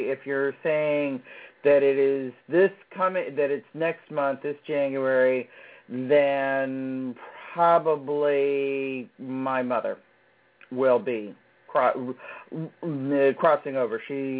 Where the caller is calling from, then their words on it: Virginia, United States; I'm calling from Virginia.